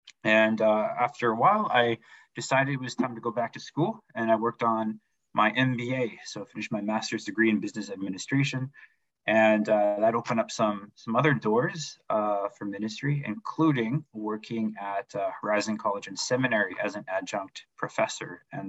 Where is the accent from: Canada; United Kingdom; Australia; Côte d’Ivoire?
Canada; Sioux Lookout, Ontario; also born or lived in Sachigo Lake First Nation, Ontario; from Sachiko Lake First Nation in Ontario. And I grew up mostly in Sulakaut. So I'm from Sachiko Lake, but I spend most of my growing years in Sulakaut.